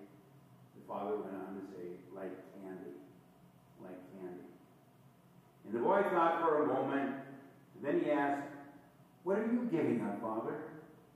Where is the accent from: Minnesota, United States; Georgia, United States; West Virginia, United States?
Minnesota, United States; Todd County, Douglas County area; growing up in the Todd County, Douglas County area